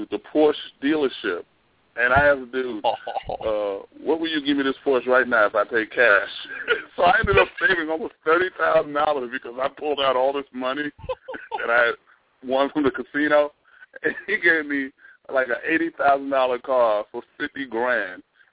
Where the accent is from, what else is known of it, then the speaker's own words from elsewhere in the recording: New York City, New York, United States; moved away; also born or lived in Haiti / Virginia; I'm from the Bronx